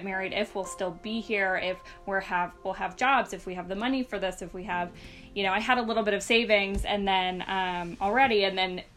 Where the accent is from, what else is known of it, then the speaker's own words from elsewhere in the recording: the South, United States; now in Bay Area, United States; We're both from the South, but from different states. All of our families are down there